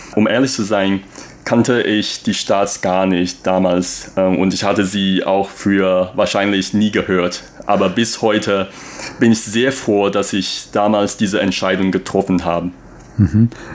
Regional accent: Taipei, Taiwan; first language Mandarin; German is a second language; moved away as an adult; also born or lived in Germany; dass ich Taiwaner bin

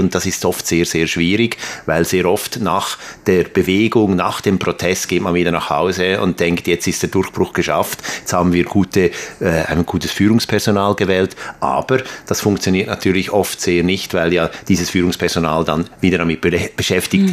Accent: Aarau, Aargau, Switzerland; in Aarau in der Schweiz, zufälligerweise mein Geburtsort

